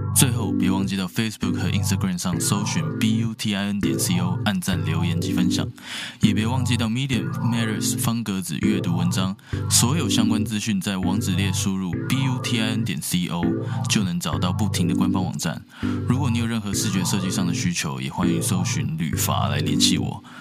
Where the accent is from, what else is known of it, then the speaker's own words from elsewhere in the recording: Taiwan; 我们台湾人最常吃的东西，卤肉饭